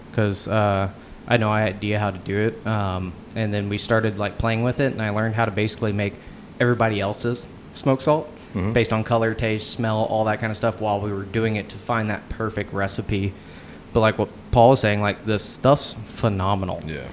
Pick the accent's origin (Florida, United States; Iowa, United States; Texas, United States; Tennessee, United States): Texas, United States; Houston; also born or lived in Beaumont, Texas; I was born in Beaumont, grew up in Houston